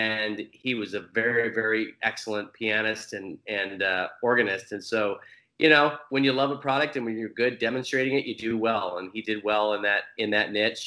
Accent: Hutchinson, Kansas, United States; I grew up in Hutchinson, Kansas, which is about 45,000 people

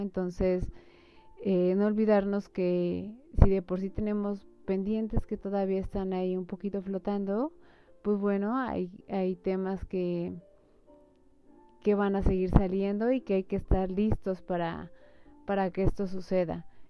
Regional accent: Mexico; nosotros como mexicanos

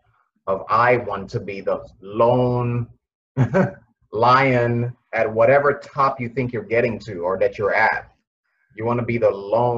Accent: Nigeria; I'm a Nigerian

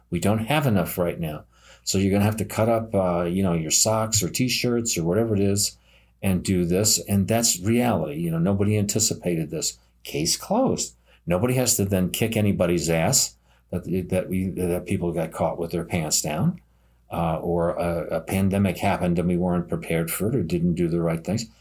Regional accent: New York City, New York, United States; now in upstate New York, United States; I grew up in New York City and I live in upstate New York

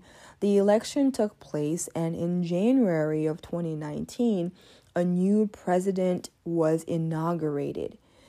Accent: Côte d’Ivoire; Being born and raised in Africa for part of my life gives me a unique perspective on American politics. You see, when I was born, even though I was born in Ivory Coast, the Congo was under the presidency of Mobutu

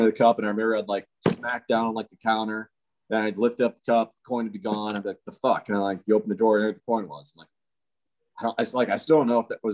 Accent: Castalia, Ohio, United States; moved away as an adult; also born or lived in Willshire, Ohio / Mexico; we just moved back up into Ohio, where I'd spent largest majority of my life, which was a place called Castillo, Ohio. Really small town. Every time I tell someone, you know, oh yeah, that's where I'm from

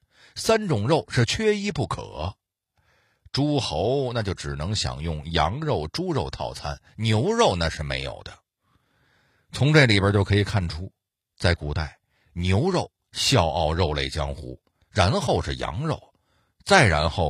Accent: China; 作为中国人，有件事您肯定不能否认，那就是热爱美食这件事儿是咱们历朝历代从未丢失过的优良传统。

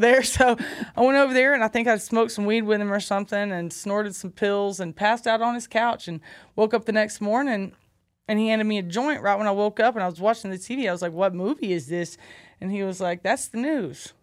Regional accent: Cocoa, Florida, United States; also born or lived in Alabama; that's my hometown. That's, that's Cocoa.

